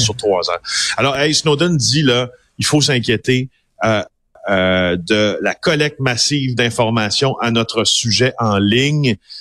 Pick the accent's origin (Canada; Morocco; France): Canada; Abitibi-Témiscamingue, Quebec; moi je viens d'Abitibi des Miscamingues